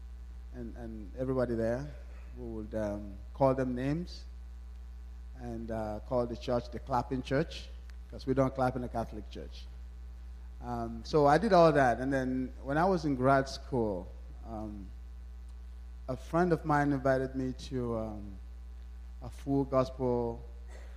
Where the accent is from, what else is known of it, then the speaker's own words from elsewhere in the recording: Nigeria; moved away; I was born in Nigeria